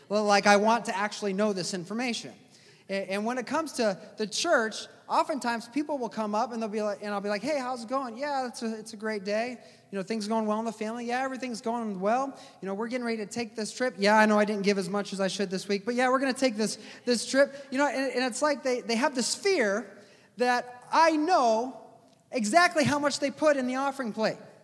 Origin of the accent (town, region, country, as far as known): United States